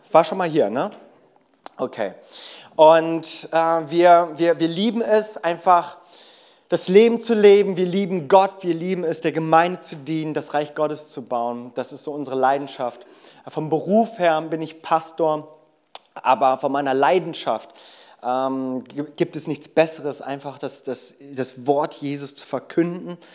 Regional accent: South Korea; German is a second language; ich bin ursprünglich Koreaner, vielleicht hast du dich das auch schon die ganze Zeit gefragt.

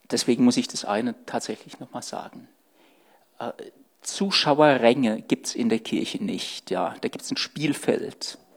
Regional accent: Stuttgart, Baden-Württemberg, Germany; born there; now in Saarland, Germany; oh, ich bin in Sturgut geboren, ja. Das hört man Gott sei Dank nicht mehr.

